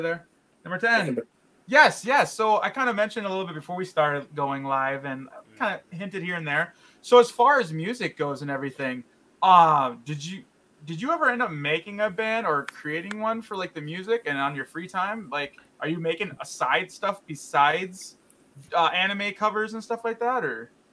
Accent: Chicago, Illinois, United States; I grew up in Chicago, and we had all imports

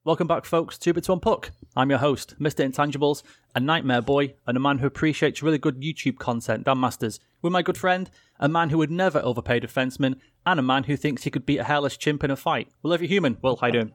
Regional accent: England, United Kingdom; I'm English

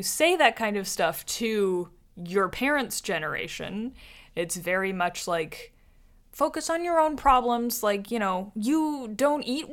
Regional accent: Toronto, Ontario, Canada; We're from Toronto

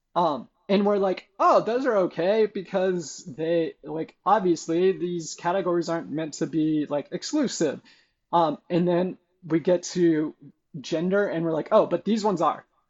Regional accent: Brookings, Oregon, United States; moved away; also born or lived in Klamath Falls, Oregon; I was born in Klamath Falls, Oregon, but we moved to Brookings when about when I was a year old. So 17 years of my upbringing was the same church

